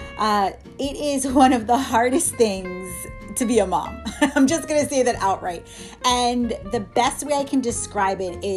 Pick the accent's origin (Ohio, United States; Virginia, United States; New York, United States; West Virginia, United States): New York, United States; moved away as an adult; also born or lived in Miami; I went to school in Miami, so I'm from New York